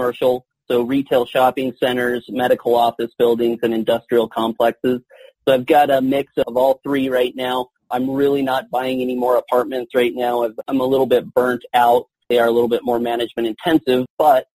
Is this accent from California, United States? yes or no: yes; Southern California, United States; moved away as an adult; also born or lived in Mexico / Cedar City, Utah; now in Colorado Springs, United States; I'm officially a Colorado Springs resident and originally from Southern California. I was born in Mexico